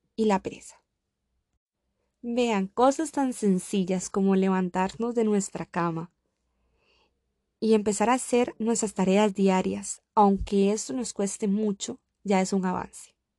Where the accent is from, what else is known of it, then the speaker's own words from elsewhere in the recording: Costa Rica; moved away as an adult; now in Samara, Russia; me quedé en Costa Rica. Ya había iniciado una carrera, podía compartir tiempo con mi familia, estaba en mi país